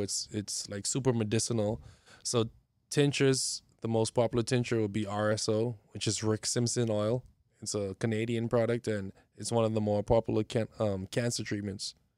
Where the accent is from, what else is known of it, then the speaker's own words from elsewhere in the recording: Bahamas; moved away; also born or lived in Miami; Was raised in the Bahamas, uh, both parents from the Bahamas.